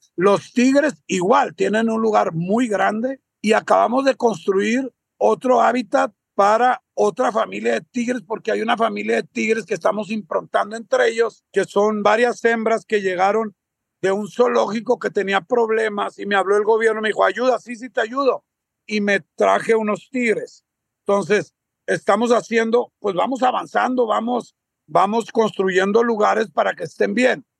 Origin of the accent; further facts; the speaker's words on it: Sinaloa, Mexico; yo soy de Sinaloa